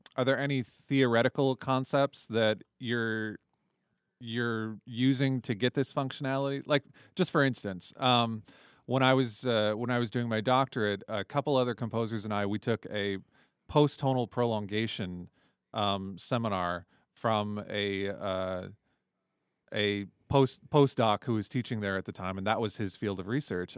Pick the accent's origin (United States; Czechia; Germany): United States; Toledo, Ohio; also born or lived in Arizona / Houston; now in China; I grew up in Toledo, Ohio